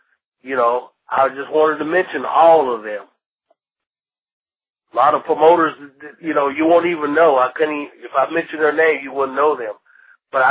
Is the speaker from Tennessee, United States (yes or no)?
yes; Union City, Tennessee, United States; moved away; the people from my little hometown remember that I didn't forget about them from Union City, Tennessee